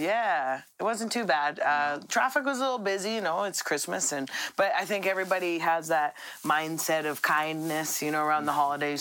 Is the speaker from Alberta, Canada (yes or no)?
yes; Red Deer, Alberta, Canada; I'm from Red Deer